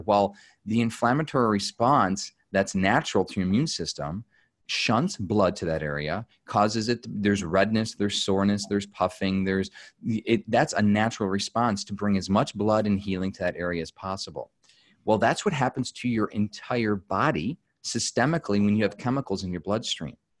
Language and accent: English; United States; as an American